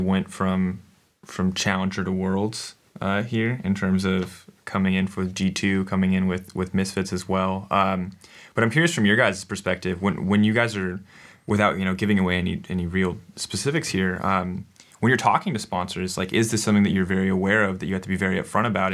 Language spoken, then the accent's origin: English; United States; as an American growing up